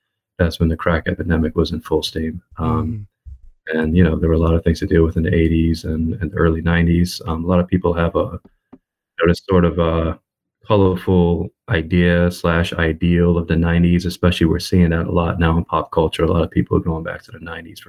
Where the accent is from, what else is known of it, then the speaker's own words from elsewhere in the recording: New York City, New York, United States; moved away as an adult; now in Portland, United States; So I grew up in Brooklyn. I grew up in Brooklyn at Flatbush, which was a predominantly West Indian community. At the time, it still is, predominantly Caribbean, predominantly Jamaican and Haitian. A lot of Guyanese, like my father